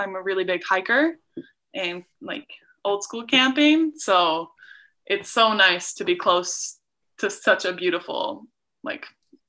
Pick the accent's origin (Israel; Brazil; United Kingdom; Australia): United Kingdom; England; born there; also born or lived in Norway / Abu Dhabi / Doha / Calgary; I was born in England, then my family moved to Norway, then we moved to Abu Dhabi for 5 years, and then Doha, Qatar for three, and then we moved to Calgary.